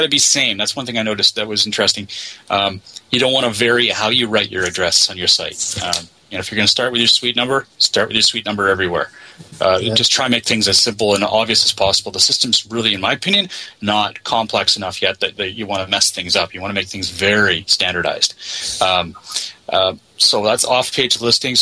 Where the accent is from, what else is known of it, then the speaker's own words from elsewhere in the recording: Canada; I'm from Canada